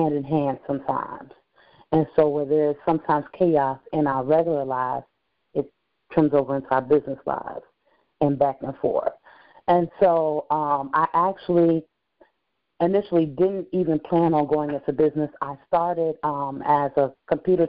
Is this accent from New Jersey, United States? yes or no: no; Gary, Indiana, United States; also born or lived in Mississippi / Alabama; I was born in Northwest Indiana, but my family hails from Mississippi and Alabama, so they actually had me on vacation. I was a month late. Since then, I've been in Gary, Indiana.